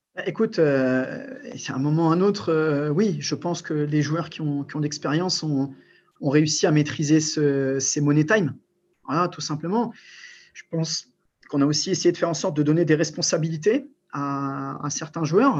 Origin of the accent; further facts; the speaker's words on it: Albert, Hauts-de-France, France; also born or lived in Morocco / Amiens; je suis né au Maroc, mais je suis arrivé en France très tôt et je suis d'un petit bled qui s'appelle Albert, donc où j'ai commencé le handball. c'est un club picard dans la Somme, à côté d'Amiens